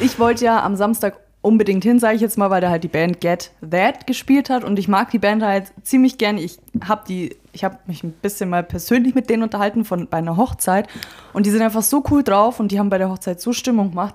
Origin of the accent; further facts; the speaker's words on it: Friedberg, Bavaria, Germany; wir kommen hier aus Friedberg